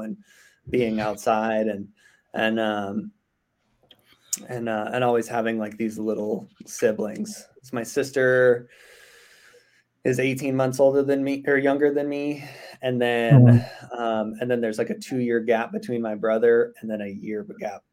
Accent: Simi Valley, California, United States; also born or lived in Orange County / Oceanside; By 8, I was in Simi. And then I was in Simi pretty much

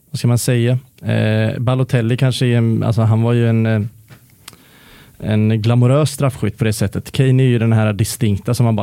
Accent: Sweden; som svensk känns det som att man mestadels har, eh, eller vi har ju en otroligt positiv 94 såklart

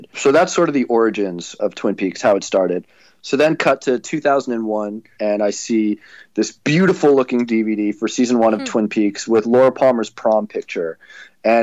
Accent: Toronto, Ontario, Canada; I grew up in Toronto

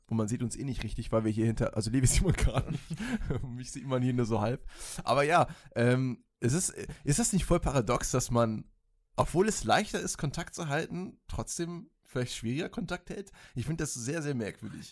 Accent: Münster, North Rhine-Westphalia, Germany; now in Stuttgart, Germany; ja, Münster Boy

